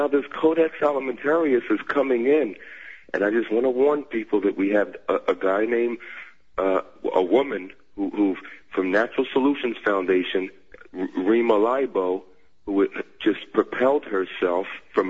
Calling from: Philadelphia, Pennsylvania, United States; from Philadelphia.

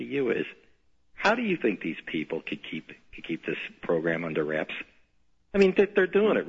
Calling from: Chicago, Illinois, United States; I'm calling from Chicago.

